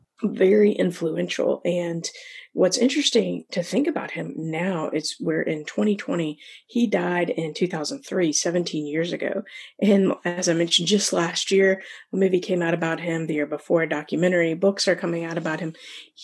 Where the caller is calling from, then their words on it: Chesapeake, Virginia, United States; And I am joining you from Chesapeake, Virginia, on the coast, East Coast over here.